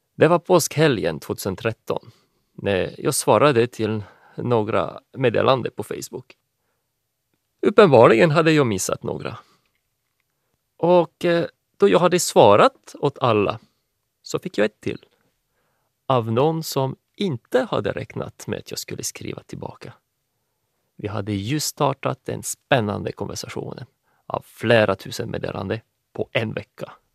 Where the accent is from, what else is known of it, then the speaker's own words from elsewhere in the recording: France; Swedish is a second language; moved away; also born or lived in Finland; är från Frankrike ursprungligen.